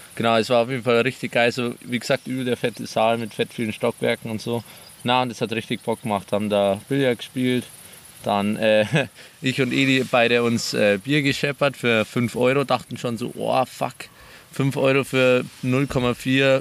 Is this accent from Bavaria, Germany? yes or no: yes; near Munich, Bavaria, Germany; Nähe München